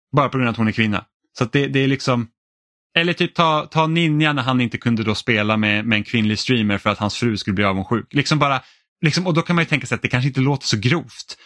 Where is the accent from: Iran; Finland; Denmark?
Finland; now in Sweden; jag är finsk